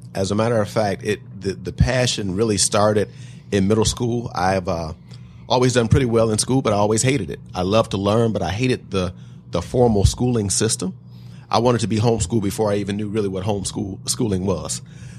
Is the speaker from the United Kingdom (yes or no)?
no; Detroit, Michigan, United States; I'm actually proud to say not only that I was born in Detroit, but on the east side of Detroit, and that I was on welfare when I was younger.